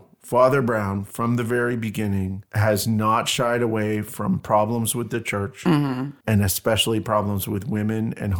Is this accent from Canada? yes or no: yes; Canada; I'm Canadian